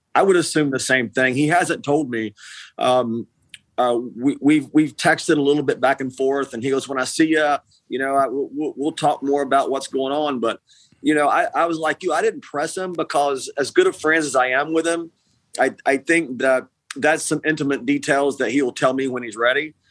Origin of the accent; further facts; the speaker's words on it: East Tennessee, United States; also born or lived in Nashville; when I grew up in East Tennessee